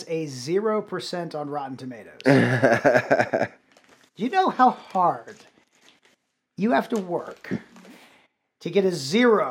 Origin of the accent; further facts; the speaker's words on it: Wilmington, North Carolina, United States; I'm from Wilmington, North Carolina